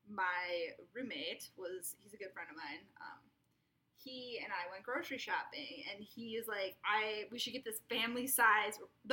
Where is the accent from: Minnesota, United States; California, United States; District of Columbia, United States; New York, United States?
Minnesota, United States; I'm a Minnesotan.